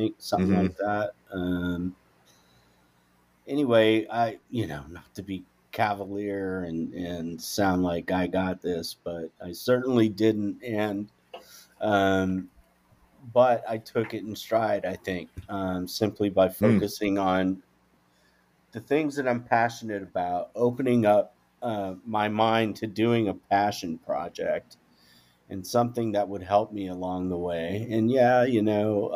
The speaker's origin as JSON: {"language": "English", "region": "Louisiana", "country": "United States", "tie": "born or raised there", "also_born_or_lived": "Jackson, Mississippi / Atlanta, Georgia / Portland, Oregon", "moved": "yes", "lives_now": "Austin, United States", "said": "born and raised in Louisiana"}